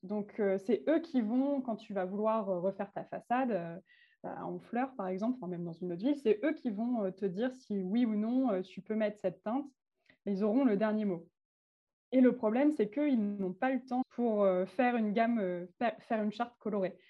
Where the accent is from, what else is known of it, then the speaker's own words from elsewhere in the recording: Calvados, Normandy, France; also born or lived in Arles; je suis revenue, je suis d'Arles pour revenir dans le Calvados, donc ma patrie.